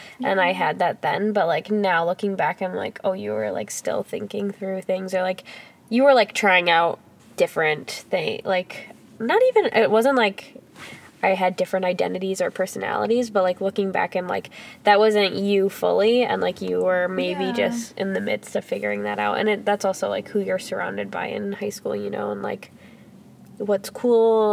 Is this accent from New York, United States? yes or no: no; Higgins Lake, Michigan, United States; I grew up in Higgins Lake, like, in Roscommon, Michigan, which is, like, up north for people who don't know where that is.